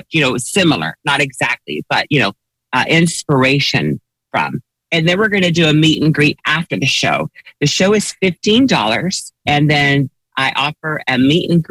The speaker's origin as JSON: {"language": "English", "region": "Texas", "country": "United States", "tie": "born or raised there", "said": "I'm a Southern girl, you know, I'm from Texas"}